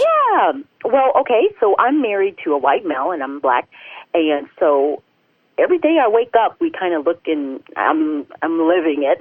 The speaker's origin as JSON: {"language": "English", "region": "the South", "country": "United States", "tie": "born or raised there", "said": "I grew up in the South, and I had a really great up, upbringing"}